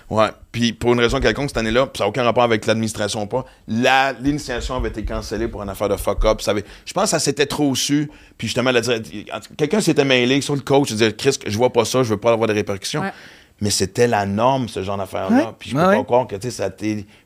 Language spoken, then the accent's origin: French; Western Canada, Canada; moi, je suis parfaitement bilingue, j'ai grandi au West canadien